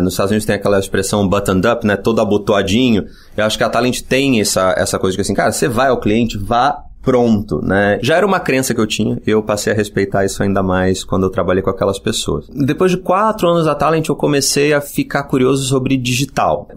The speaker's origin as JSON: {"language": "Portuguese", "region": "Rio de Janeiro", "country": "Brazil", "said": "Eu sou do Rio e fiz publicidade na ECO"}